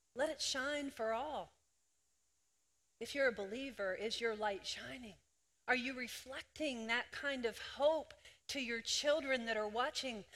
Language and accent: English; Greenwood, Delaware, United States; I was born in Greenwood, Delaware